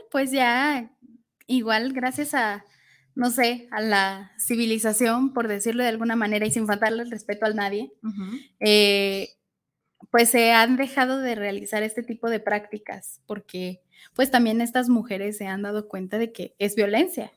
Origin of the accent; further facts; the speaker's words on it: Mexico; como sociedad mexicana